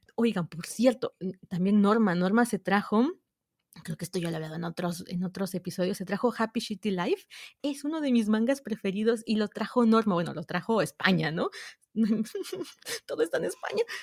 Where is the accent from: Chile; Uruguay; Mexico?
Mexico; southern Mexico; Soy mexicana Vivo en México, al sur de México